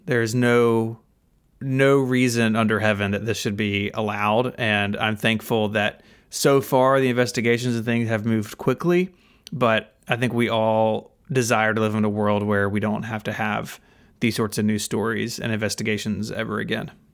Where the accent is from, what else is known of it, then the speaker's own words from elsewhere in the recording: Memphis, Tennessee, United States; I'm from Memphis, uh, still live in Memphis. I've lived here my whole life